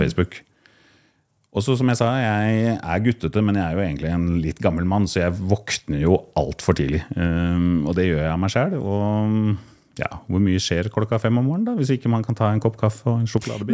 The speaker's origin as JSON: {"language": "Norwegian", "town": "Kolbotn", "region": "Akershus", "country": "Norway", "also_born_or_lived": "Koppang (summers)", "moved": "yes", "lives_now": "Oslo, Norway", "said": "jeg er fra Kolbotn utenfor Oslo. Bor i dag i Oslo og jobber fra Oslo"}